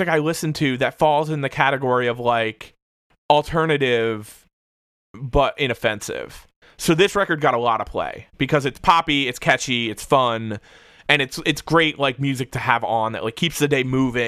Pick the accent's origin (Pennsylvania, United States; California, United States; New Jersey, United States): New Jersey, United States; Hamilton; I grew up in New Jersey.